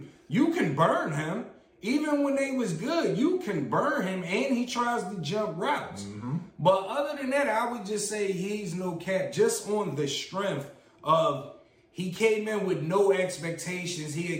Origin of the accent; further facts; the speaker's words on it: Philadelphia, Pennsylvania, United States; we're from Philly